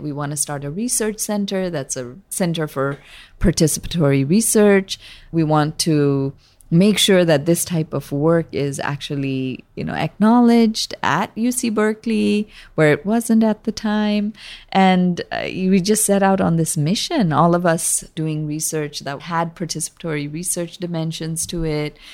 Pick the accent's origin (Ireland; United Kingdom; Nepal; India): Nepal; Kathmandu, Bagmati; now in San Francisco, United States; I was born there and grew up bicultural in Nepal